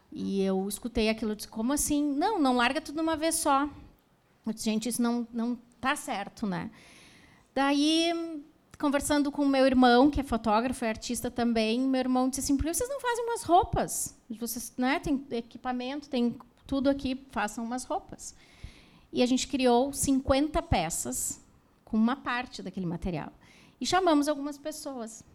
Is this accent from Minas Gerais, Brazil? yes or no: no; Novo Hamburgo, Rio Grande do Sul, Brazil; Somos de Novo Hamburgo